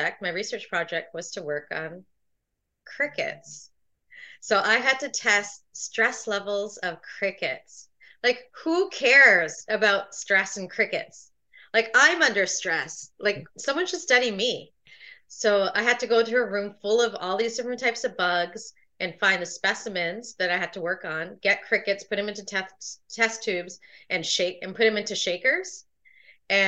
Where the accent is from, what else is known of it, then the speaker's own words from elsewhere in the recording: Toronto, Ontario, Canada; I was born in Toronto, Ontario